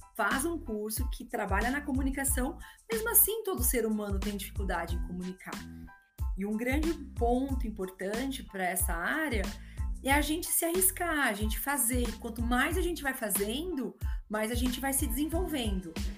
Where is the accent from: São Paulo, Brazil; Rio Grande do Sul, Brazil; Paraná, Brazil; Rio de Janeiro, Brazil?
São Paulo, Brazil; Guarulhos; also born or lived in Monte Aprazível; eu nasci em Guarulhos, vim para Monte Aprazível, e depois voltei, vim com 12, depois voltei com 17 para estudar